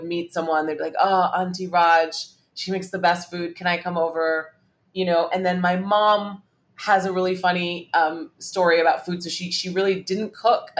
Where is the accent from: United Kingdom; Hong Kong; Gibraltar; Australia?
Hong Kong; I grew up in Hong Kong, and so was exposed to Cantonese food